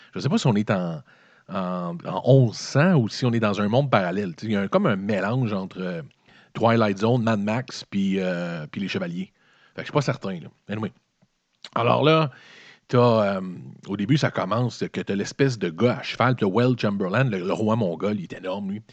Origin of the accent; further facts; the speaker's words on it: Quebec City, Quebec, Canada; Moi, je viens de la ville de Québec. Donc, mon 84, c'est passé à Québec